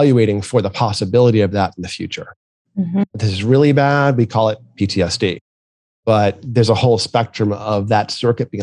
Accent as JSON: {"language": "English", "region": "New England", "country": "United States", "tie": "born or raised there", "said": "I grew up in New England"}